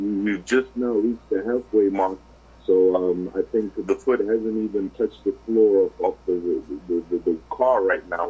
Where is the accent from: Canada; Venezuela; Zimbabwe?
Zimbabwe; now in South Africa; I was born in Zimbabwe